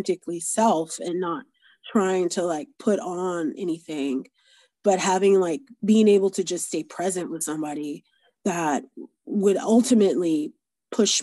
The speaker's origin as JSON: {"language": "English", "region": "Florida", "country": "United States", "tie": "born or raised there", "said": "I grew up in Florida"}